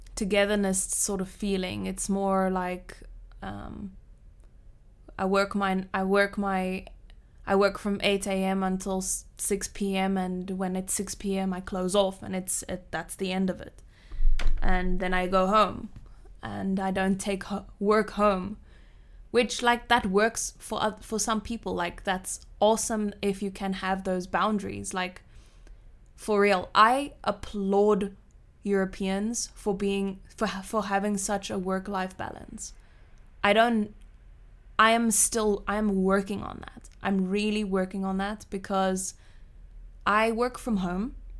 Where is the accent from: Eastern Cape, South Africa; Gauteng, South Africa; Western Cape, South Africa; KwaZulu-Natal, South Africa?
Western Cape, South Africa; Cape Town; now in Switzerland; I grew up in a small suburb of Cape Town, Cape Town.